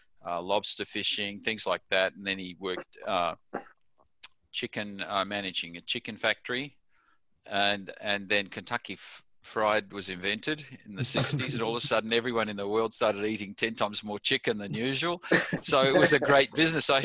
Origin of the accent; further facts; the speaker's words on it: Kalgoorlie, Western Australia, Australia; I was born in Kalgoorlie, which is a massive gold mine there